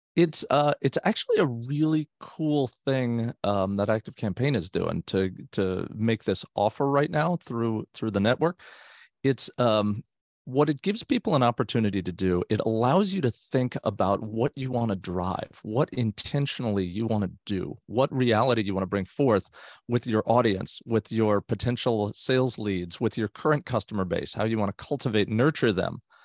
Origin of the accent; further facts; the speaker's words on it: South Florida, United States; now in Northern California, United States; I grew up in South Florida, so both my wife and I did